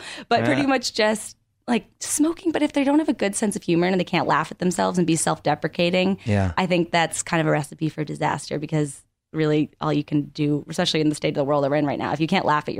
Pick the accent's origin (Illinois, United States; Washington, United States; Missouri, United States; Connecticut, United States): Connecticut, United States; moved away as an adult; now in Los Angeles, United States; I grew up in Connecticut.